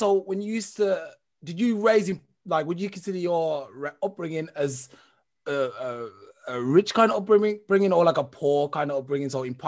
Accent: Birmingham, West Midlands, United Kingdom; also born or lived in Smethwick; I grew up in Handsworth.

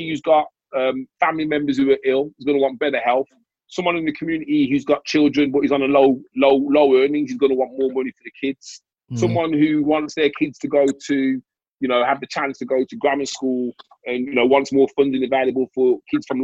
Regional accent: United Kingdom; we as British

